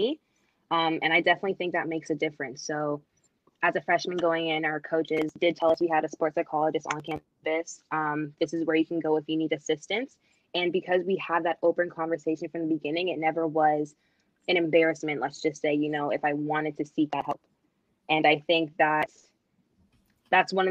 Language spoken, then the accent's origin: English; Toronto, Ontario, Canada; moved away as an adult; also born or lived in Edwardsville, Illinois; I am from Toronto, Canada